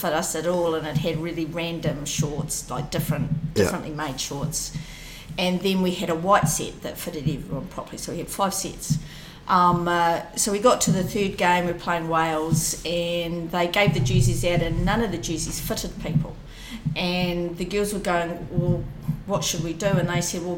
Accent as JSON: {"language": "English", "town": "Timaru", "region": "Canterbury", "country": "New Zealand", "tie": "born or raised there", "said": "growing up in Timaru and playing for South Canterbury"}